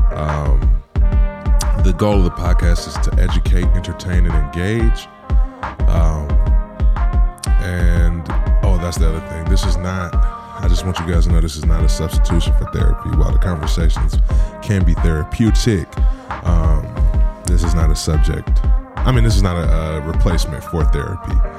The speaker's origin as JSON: {"language": "English", "region": "Midwest", "country": "United States", "tie": "born or raised there", "said": "growing up in the Midwest, I'm not saying we grew up the same, but we grew up similar"}